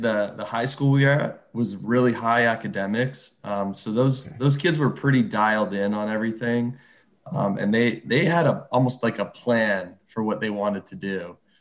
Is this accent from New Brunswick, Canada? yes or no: no; just south of Toronto, Ontario, Canada; moved away as an adult; growing up, just South of Toronto